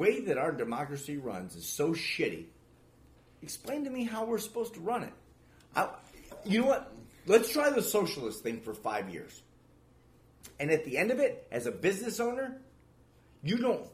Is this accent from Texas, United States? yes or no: no; Michigan, United States; moved away; I'm from Michigan